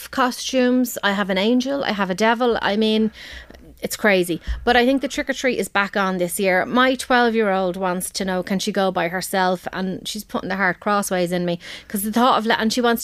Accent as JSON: {"language": "English", "town": "Balbriggan", "region": "Leinster", "country": "Ireland", "said": "I'm from Balbriggan"}